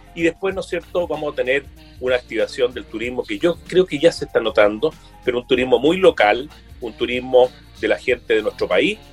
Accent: Quillota, Valparaíso, Chile; yo soy quillotán, ¿ya? Y, la verdad es que, bueno, he vivido, estudié aquí en Quillota, después en Valparaíso, pero quiero mucho mi tierra

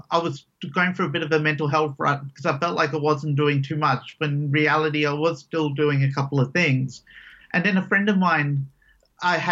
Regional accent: Perth, Western Australia, Australia; I grew up here in Perth since I was about 4 or 5. So all my living memories have been in Perth

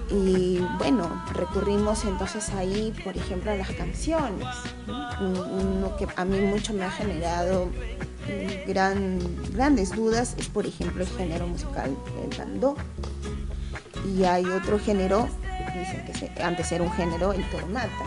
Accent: Lima, Peru; somos limeños, limeños de pura cepa, como se dice en términos, término, limeños mazamorreros

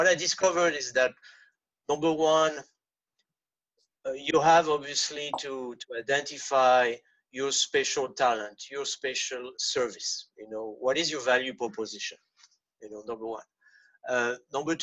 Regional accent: France; first language French; English is a second language; moved away; I'm French native. I was born in France.

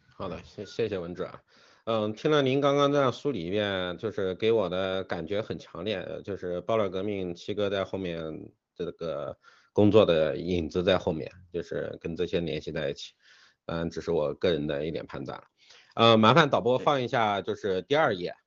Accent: China; 我们中国人

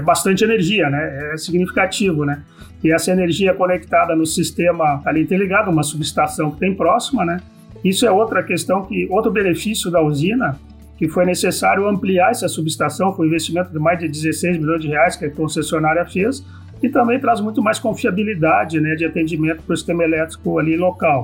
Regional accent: São Sepé, Rio Grande do Sul, Brazil; eu, como sou natural de São Cepé

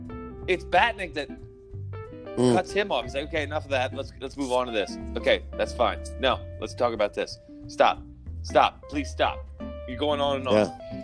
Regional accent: New York, United States; You from New York? I'm from New York.

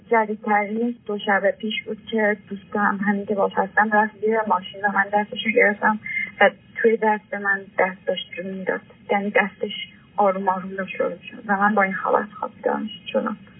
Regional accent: Iran; moved away as an adult; now in Europe; من هشت ساله که از ایران اومدم و 18 ساله هم بود که از ایران اومدم و الان تو اروپا زندگی میکنم

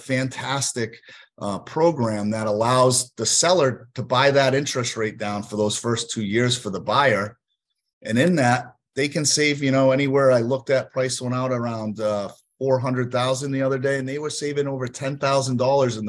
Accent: Northeast, United States; also born or lived in Northeast Connecticut / Worcester, Massachusetts; now in Florida, United States; because I'm from the Northeast

